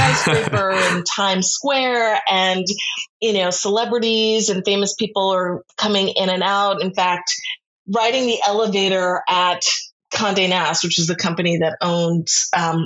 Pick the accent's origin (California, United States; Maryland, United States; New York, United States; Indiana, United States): New York, United States; as a New Yorker